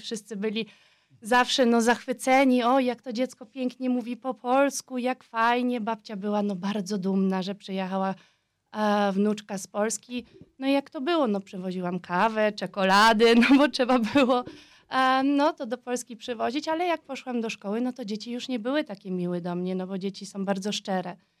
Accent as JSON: {"language": "Polish", "region": "Vienna", "country": "Austria", "tie": "born or raised there", "first_language": "Polish", "said": "urodziłam i wychowałam się w Wiedniu"}